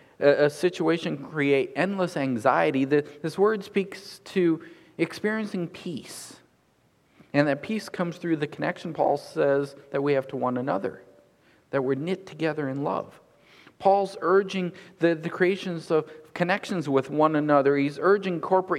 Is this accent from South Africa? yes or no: no; United States; growing up in America